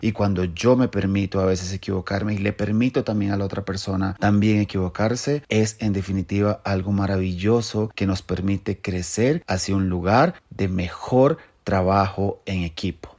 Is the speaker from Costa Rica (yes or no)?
yes; Costa Rica; en mi país Costa Rica